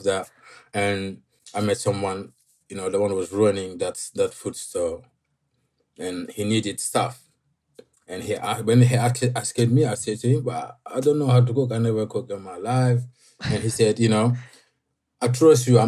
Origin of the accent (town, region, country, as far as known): Senegal; moved away as an adult; now in London, United Kingdom